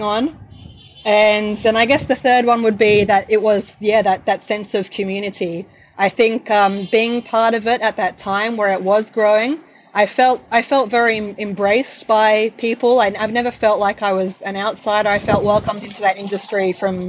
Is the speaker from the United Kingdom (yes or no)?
no; Sydney, New South Wales, Australia; moved away as an adult; now in Melbourne, Australia; I'm from the North Shore of Sydney, and I went to a private school